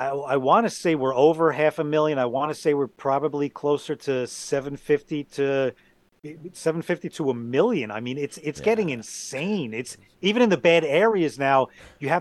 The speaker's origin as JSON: {"language": "English", "region": "New Jersey", "country": "United States", "tie": "born or raised there", "also_born_or_lived": "Miami Beach, Florida", "said": "at 3 days old, I came here to wonderful New Jersey"}